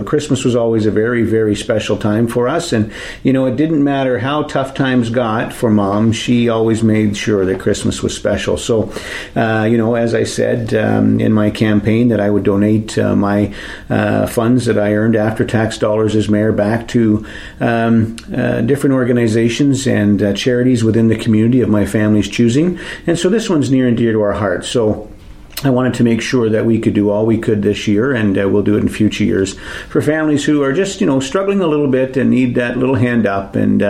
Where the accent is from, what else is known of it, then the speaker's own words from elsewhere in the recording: Wasaga Beach, Ontario, Canada; As you probably know or have heard, I grew up just four doors away from this building. I actually went to school in this building